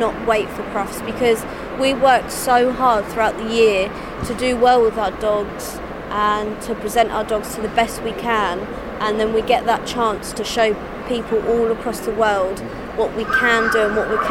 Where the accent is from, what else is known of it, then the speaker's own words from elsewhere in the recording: Dorking, South East England, United Kingdom; I'm from Dorking in Surrey